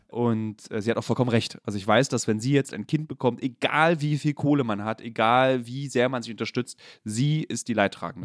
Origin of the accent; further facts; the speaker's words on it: Berlin, Germany; also born or lived in Friedrichshain, Berlin; ich bin in Lichtenberg groß geworden